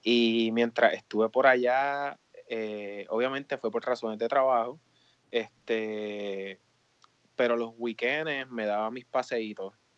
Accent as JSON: {"language": "Spanish", "town": "Humacao", "country": "Puerto Rico", "tie": "born or raised there", "also_born_or_lived": "Mayagüez, Puerto Rico / Maryland", "moved": "as an adult", "lives_now": "DMV area, United States", "said": "yo soy nacido y criado eh, en Humacao, obviamente Humacao, Puerto Rico."}